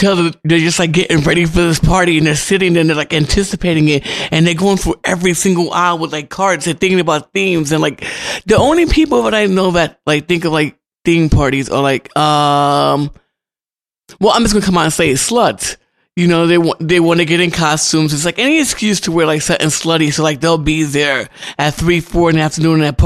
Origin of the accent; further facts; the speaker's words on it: New York City, New York, United States; when I was growing up in Harlem